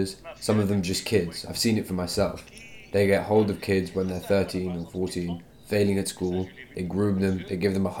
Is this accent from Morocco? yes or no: yes; Fez, Fès-Meknès, Morocco; now in France; I'm 100% urban, a city dweller. I was born in Fez, the city of cities. The Islam I grew up